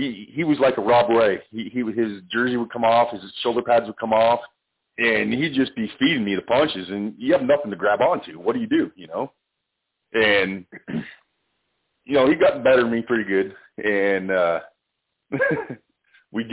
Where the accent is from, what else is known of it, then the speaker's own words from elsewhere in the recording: Canada; I'm Canadian